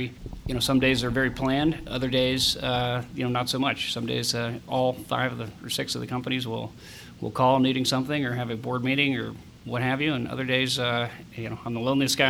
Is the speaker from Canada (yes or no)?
no; Upper Arlington, Ohio, United States; also born or lived in Dublin, Ohio / Boston; Born here in Columbus. I grew up in Upper Arlington until I was probably 16